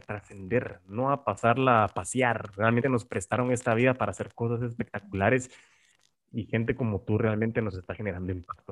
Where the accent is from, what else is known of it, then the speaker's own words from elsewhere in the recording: Guatemala; como guatemaltecos